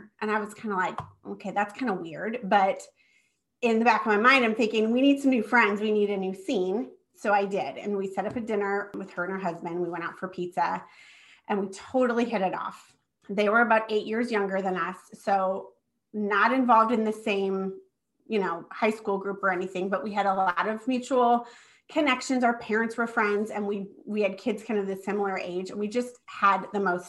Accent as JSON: {"language": "English", "region": "Nebraska", "country": "United States", "tie": "born or raised there", "moved": "yes", "said": "I live in Nebraska. I'm born and raised here."}